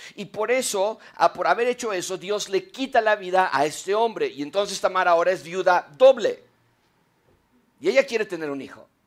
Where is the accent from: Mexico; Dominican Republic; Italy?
Mexico; en México